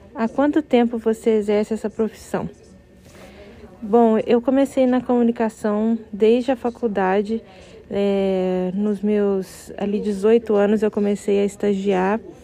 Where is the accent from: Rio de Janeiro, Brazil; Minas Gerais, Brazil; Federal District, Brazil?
Minas Gerais, Brazil; moved away as an adult; now in São Paulo, Brazil; me mudei de Minas, que é minha cidade, que é meu né, estado natal, e vim para São Paulo estudar